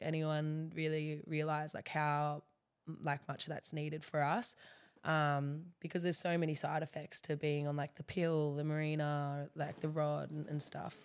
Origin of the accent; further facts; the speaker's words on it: Central Coast, New South Wales, Australia; moved away as an adult; now in Gold Coast, Australia; I love the Central Coast